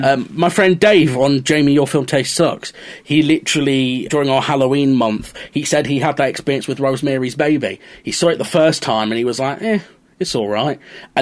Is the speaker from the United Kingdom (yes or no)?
yes; England, United Kingdom